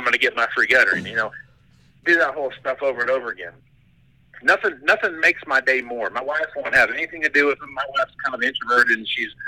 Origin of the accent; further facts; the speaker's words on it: Wichita, Kansas, United States; moved away as an adult; now in Western Nebraska, United States; I grew up around Wichita, Kansas